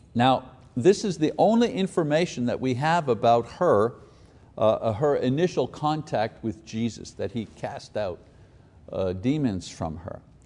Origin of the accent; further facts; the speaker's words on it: Choctaw, Oklahoma, United States; moved away as an adult; also born or lived in Tulsa, Oklahoma / Missouri; I grew up in Choctaw, I went to school in Tulsa, and then we moved to, you know, we moved to Missouri for a while